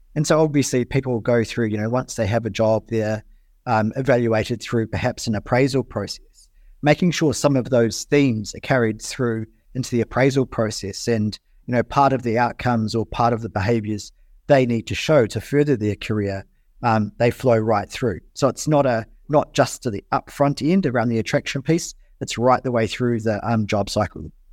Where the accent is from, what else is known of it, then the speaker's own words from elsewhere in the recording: New Zealand; as a New Zealander